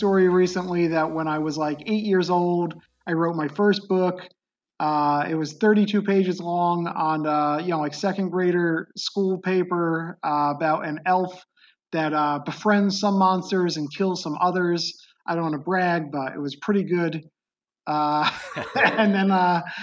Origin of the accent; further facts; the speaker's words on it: Beacon, New York, United States; I grew up in upstate New York. It was a city called Beacon in the Hudson Valley